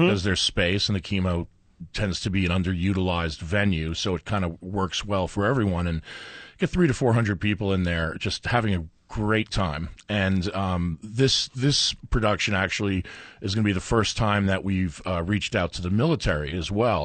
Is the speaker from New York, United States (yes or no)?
yes; New York, United States; now in Albuquerque, United States; I grew up in New York